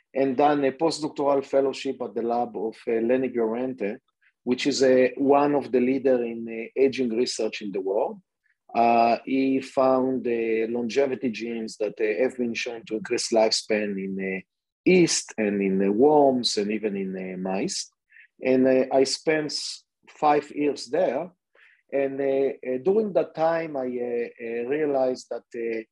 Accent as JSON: {"language": "English", "country": "Israel", "tie": "born or raised there", "also_born_or_lived": "Massachusetts, United States", "second_language": "English", "moved": "as an adult", "said": "born and raised in Israel, and I'm sure that you can hear it from my accent."}